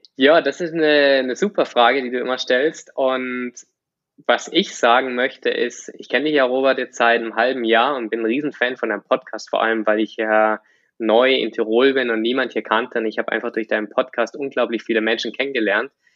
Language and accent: German; Germany; ich bin auf dem Dorf aufgewachsen.